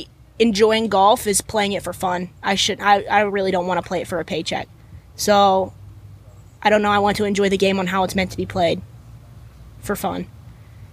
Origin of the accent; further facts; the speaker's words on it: Gainesville, Florida, United States; I've been a Gator my whole life. I was born in Gainesville